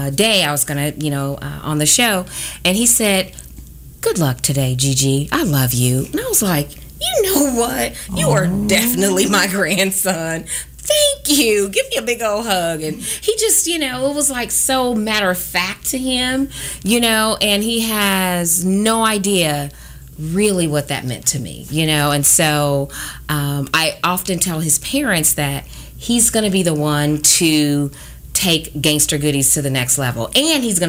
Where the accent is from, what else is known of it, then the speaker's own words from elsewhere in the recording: Kansas City, Missouri, United States; I am a native of Kansas City, born and raised. I have never lived anywhere else